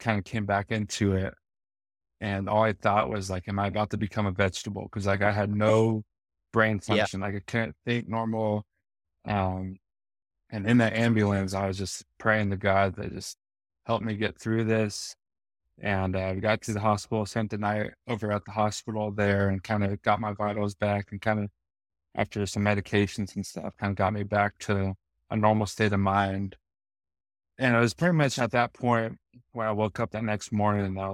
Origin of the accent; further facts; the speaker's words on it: West Coast, United States; moved away as an adult; also born or lived in Chicago; now in Arizona, United States; I grew up on the West Coast